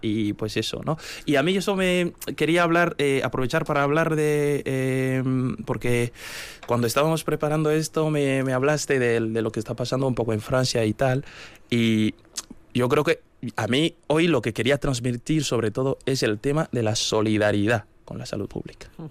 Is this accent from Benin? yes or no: yes; Kérou, Atakora, Benin; now in Vitoria-Gasteiz, Spain; yo soy de Querú. Querú es, una, es un pequeño municipio del norte de Benín